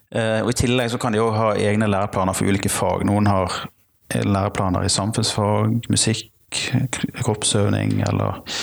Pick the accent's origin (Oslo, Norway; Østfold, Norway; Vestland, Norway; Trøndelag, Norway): Vestland, Norway; Bergen; jeg kommer fra Bergen